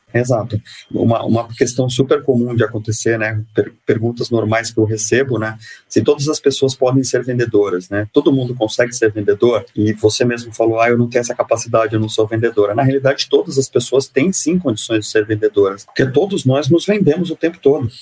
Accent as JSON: {"language": "Portuguese", "town": "Santos", "region": "São Paulo", "country": "Brazil", "tie": "born or raised there", "said": "eu sou nascido e criado em Santos, tenho muito orgulho de ser nascido e criado em Santos."}